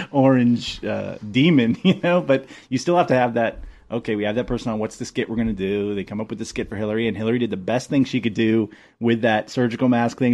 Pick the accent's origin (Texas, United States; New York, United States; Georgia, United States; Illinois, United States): Georgia, United States; Athens; moved away; I'm from Georgia